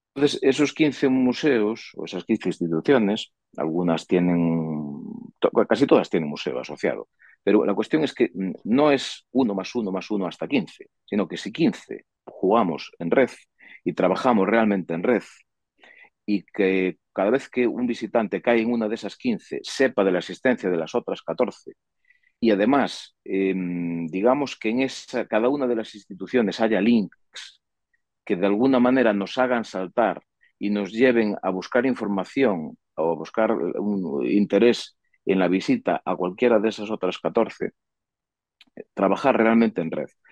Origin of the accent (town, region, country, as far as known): Sarria, Galicia, Spain